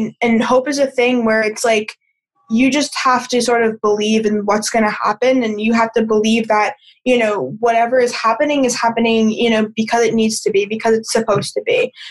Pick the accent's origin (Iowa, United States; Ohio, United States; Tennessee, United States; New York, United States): New York, United States; moved away as an adult; now in California, United States; I think for college, I moved cross country. So I moved from New York to California.